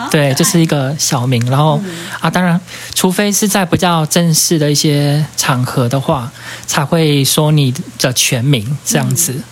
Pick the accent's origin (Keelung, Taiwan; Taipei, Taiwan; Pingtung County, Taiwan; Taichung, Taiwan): Pingtung County, Taiwan; Sandimen, Tjalja'avus village; 我是来自屏东的排湾族，然后住在屏东三地门达莱部落，对，然后我从小就是生长在这个地方